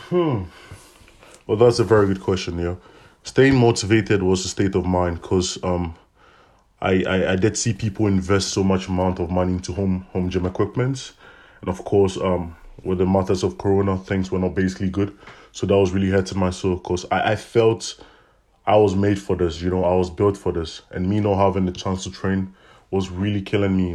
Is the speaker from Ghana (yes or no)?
yes; Ghana; moved away as an adult; now in Ghent, Belgium; I come from Ghana, West Africa. I've been in Belgium for the past five years